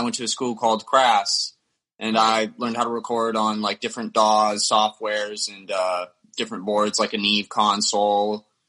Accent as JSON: {"language": "English", "region": "the South", "country": "United States", "tie": "born or raised there", "said": "growing up in the South, I really got into metal at a young age"}